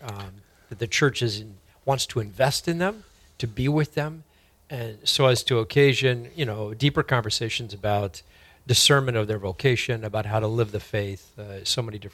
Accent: San Francisco, California, United States; moved away as an adult; now in Fargo, United States; I'm from San Francisco originally, and came to the Fargo Diocese in the early 90s

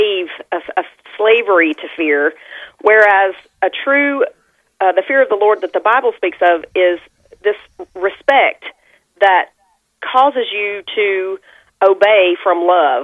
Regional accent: Southern United States, United States; I live east of Nashville, about 45 miles. And so I'm a Southern girl

